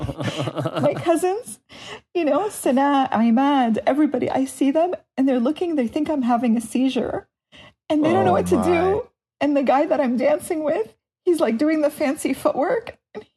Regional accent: United States; as an American

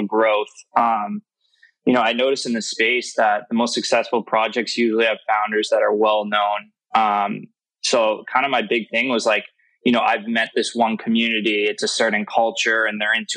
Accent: Massachusetts, United States; I'm from New England. I'm from Massachusetts.

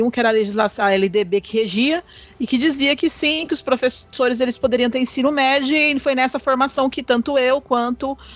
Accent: São Paulo, Brazil; moved away as an adult; now in Goiás, Brazil; Não, eu sou de São Paulo.

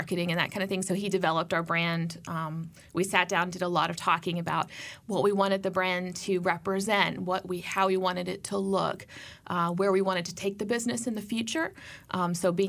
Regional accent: Chapel Hill, North Carolina, United States; also born or lived in Chicago; We moved here when I was about six to Chapel Hill. So I grew up here.

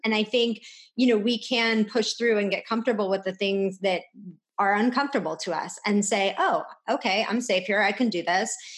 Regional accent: California, United States; we're from California.

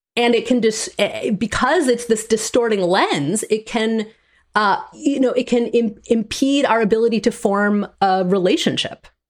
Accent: Green Bay, Wisconsin, United States; I grew up in Green Bay, Wisconsin.

